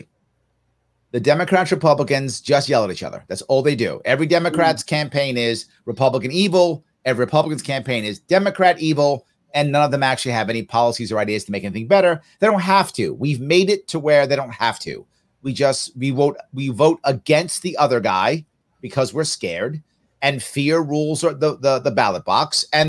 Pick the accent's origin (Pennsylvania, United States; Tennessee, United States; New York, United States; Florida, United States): New York, United States; my state of New York